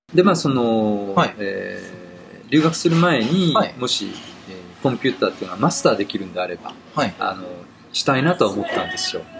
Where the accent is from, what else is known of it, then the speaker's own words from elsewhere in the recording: Tokyo, Japan; also born or lived in Ichikawa, Chiba; もともと東京出身というか